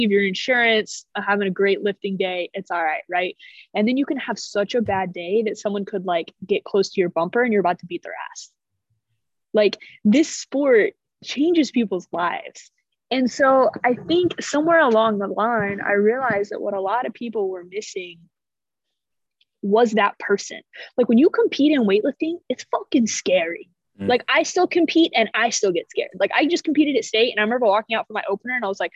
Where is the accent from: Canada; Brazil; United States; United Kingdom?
United States; Illinois; moved away; I grew up in Illinois